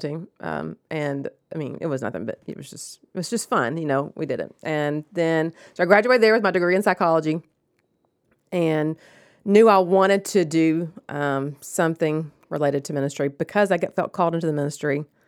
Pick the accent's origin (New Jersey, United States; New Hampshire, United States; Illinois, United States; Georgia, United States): Georgia, United States; Rome; I grew up in Rome